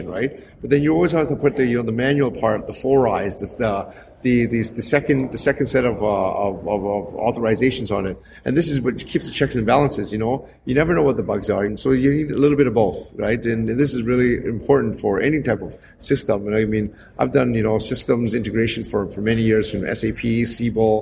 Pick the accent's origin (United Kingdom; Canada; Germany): Canada; moved away as an adult; now in Hong Kong; I'm actually originally born and raised in Canada, and I've only just lived in Hong Kong for the last 7 years.